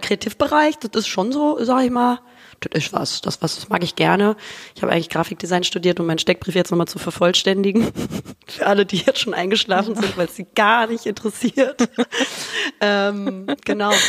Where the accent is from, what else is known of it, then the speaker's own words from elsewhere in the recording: Hamburg, Germany; now in Düsseldorf, Germany; lebe momentan äh, in Düsseldorf, bin aber eigentlich gebürtig aus Hamburg